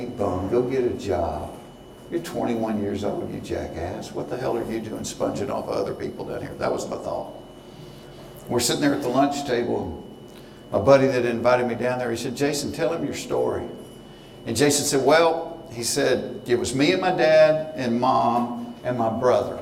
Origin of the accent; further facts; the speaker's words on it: Hapeville, Georgia, United States; I grew up in Hayteville, down by the airport, where the first dwarf house